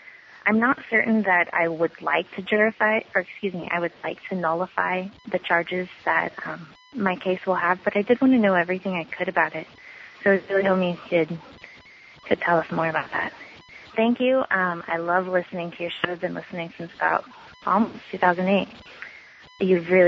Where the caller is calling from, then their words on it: California, United States; Hi, Jack. I'm from California.